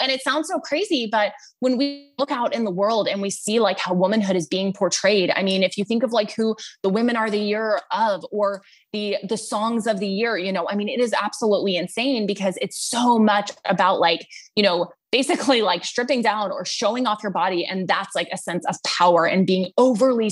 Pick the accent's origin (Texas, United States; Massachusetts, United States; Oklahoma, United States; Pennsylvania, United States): Texas, United States; I am from Texas, grew up in a big family